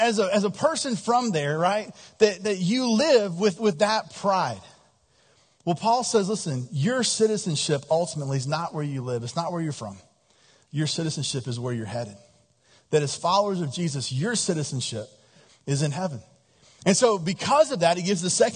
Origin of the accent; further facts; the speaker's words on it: Texas, United States; I grew up in Texas